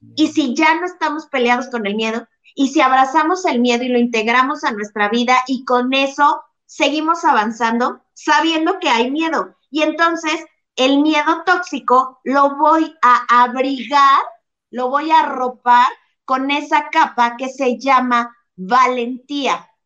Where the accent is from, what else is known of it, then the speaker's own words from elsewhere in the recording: Mexico; soy latina mexicana muy chingona